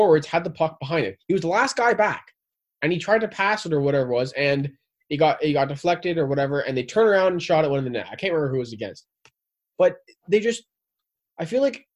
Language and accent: English; Southern Ontario, Canada; we're from Southern Ontario